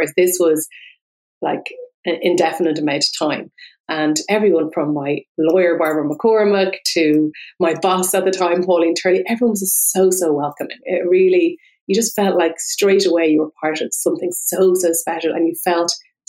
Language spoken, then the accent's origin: English; Dublin, Leinster, Ireland; moved away as an adult; also born or lived in New York, United States; I was born and raised in Dublin, but I don't really have a strong connection to Dublin. Maybe it's from coming from a capital city.